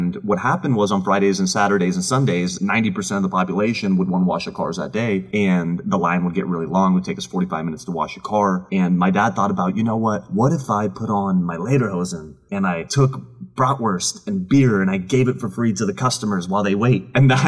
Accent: Austria; moved away; My dad and I immigrated from Austria in 1996.

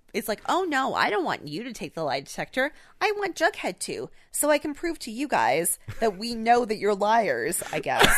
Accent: Canada; we're Canadian

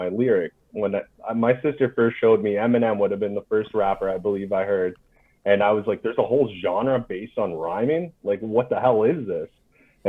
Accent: North Bay, Ontario, Canada; moved away as an adult; also born or lived in Hull, Quebec; now in Gatineau, Canada; I lived in North Bay, Ontario, is where I grew up all my life till I became 18

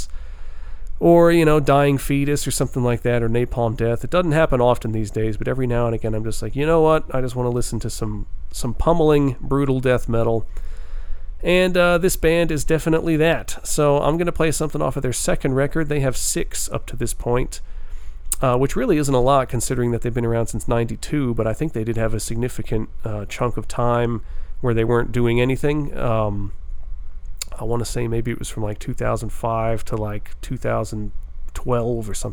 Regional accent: New York, United States; We're going to New York here. It's my home state

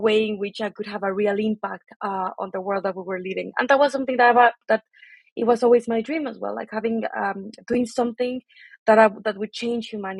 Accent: Mexico City, Mexico; moved away as an adult; also born or lived in Manchester; So I'm originally from Mexico City. I was born and raised there.

